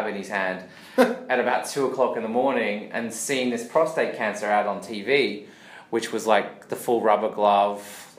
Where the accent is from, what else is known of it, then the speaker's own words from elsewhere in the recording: Australia; See, we're Australian.